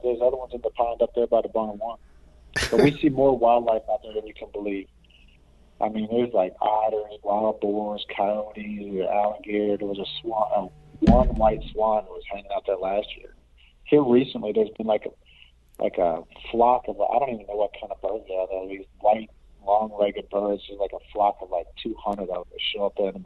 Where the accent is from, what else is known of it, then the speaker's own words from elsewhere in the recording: Louisville, Kentucky, United States; I was born in Louisville, Kentucky